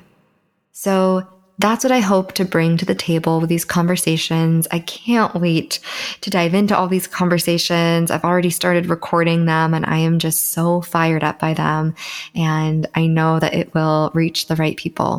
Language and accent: English; Southern California, United States; born and raised in Southern California, and I do currently live here